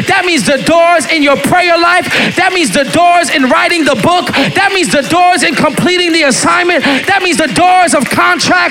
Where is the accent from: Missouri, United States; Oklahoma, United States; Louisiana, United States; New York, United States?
New York, United States; moved away as an adult; now in Pennsylvania, United States; I'm from New York